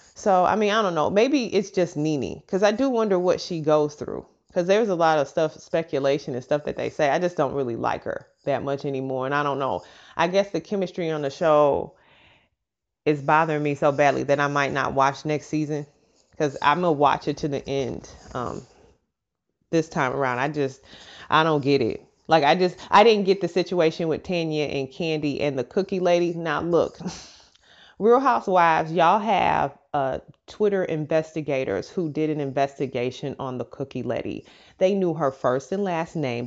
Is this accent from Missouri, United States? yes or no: yes; St. Louis, Missouri, United States; moved away as an adult; also born or lived in Memphis, Tennessee; we're both from St. Louis, Missouri. We both lived in Memphis